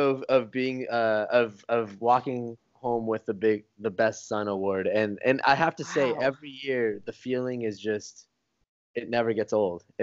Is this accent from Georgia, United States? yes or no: no; Arizona, United States; also born or lived in North County, San Diego, California; now in Portland, United States; I only lived in California for about four four years or so. I, I grew up in Arizona most of my life, and that's kind of like ah. what I consider home, really.